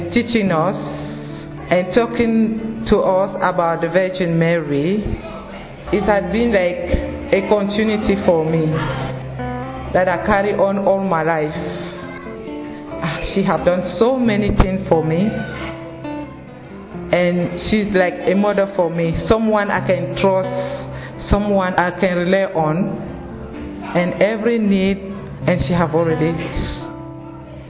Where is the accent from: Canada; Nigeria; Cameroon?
Cameroon; I'm from Cameroon